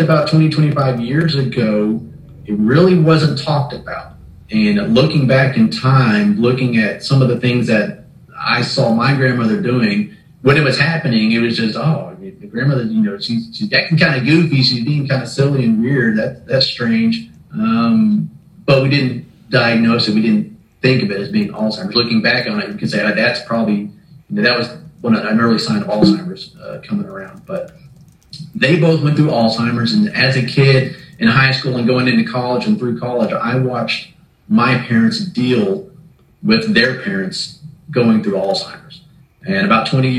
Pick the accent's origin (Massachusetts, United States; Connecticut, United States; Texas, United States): Texas, United States; Waco; I was born and raised here in Waco